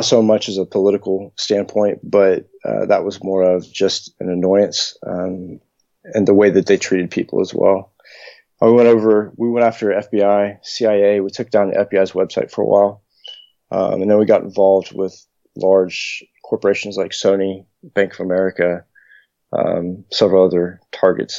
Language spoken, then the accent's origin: English; United States; I'm from the States